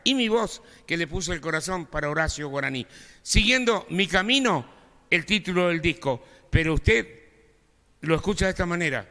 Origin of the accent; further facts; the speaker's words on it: Buenos Aires Province, Argentina; mi pueblo, querido, provincia de Buenos Aires